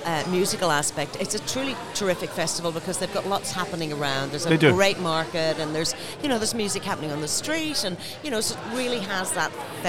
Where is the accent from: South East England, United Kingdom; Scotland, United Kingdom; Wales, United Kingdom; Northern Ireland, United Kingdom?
Northern Ireland, United Kingdom; now in Australia; because I'm from Northern Ireland